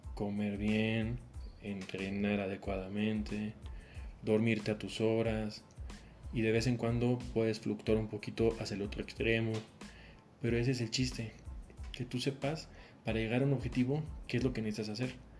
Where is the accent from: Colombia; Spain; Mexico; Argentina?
Mexico; yo soy de México